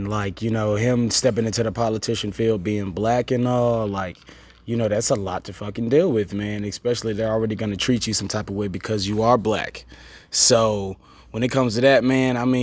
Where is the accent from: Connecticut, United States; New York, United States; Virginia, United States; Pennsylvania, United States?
Virginia, United States; Richmond; moved away as an adult; now in Durham, United States; I'm from Richmond, Virginia, but I've been in Durham for about 7-8 years now